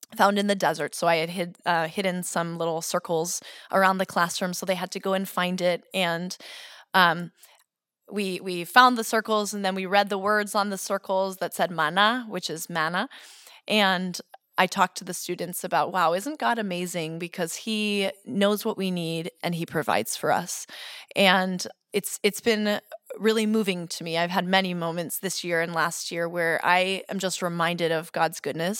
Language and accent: English; suburb of Boston, Massachusetts, United States; moved away as an adult; also born or lived in Texas / New Hampshire; now in Holland, Michigan, United States; I grew up in Massachusetts.